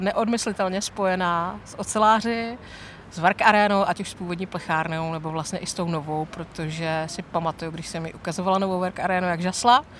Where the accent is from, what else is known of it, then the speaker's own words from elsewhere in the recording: Ostrava, Moravian-Silesian Region, Czechia; jak jsme z Ostravy